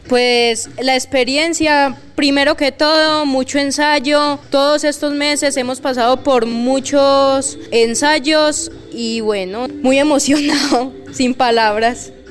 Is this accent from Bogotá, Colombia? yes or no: no; Medellín, Antioquia, Colombia; soy de la ciudad de Medellín